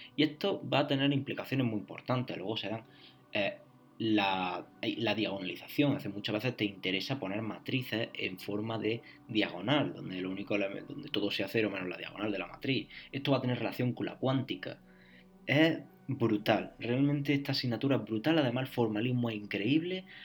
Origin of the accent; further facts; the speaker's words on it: Spain; Yo soy de España, hice la selectividad.